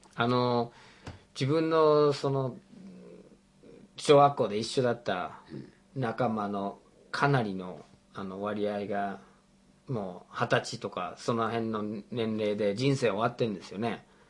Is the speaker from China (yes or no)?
no; United States; moved away; 僕が生まれ育った国がアメリカ合衆国で